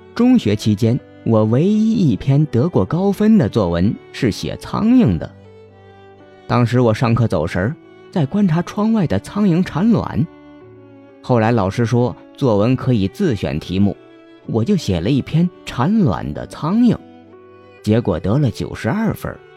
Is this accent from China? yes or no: yes; the South, southern China, China; 我从小生活在南方